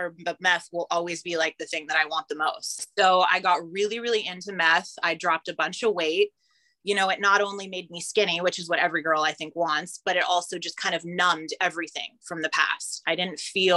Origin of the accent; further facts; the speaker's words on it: California, United States; moved away as an adult; also born or lived in Nashville / Ottawa; I grew up in California